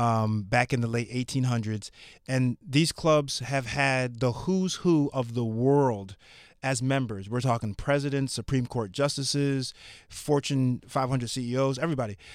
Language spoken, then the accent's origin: English; Connecticut, United States; I'm from Connecticut.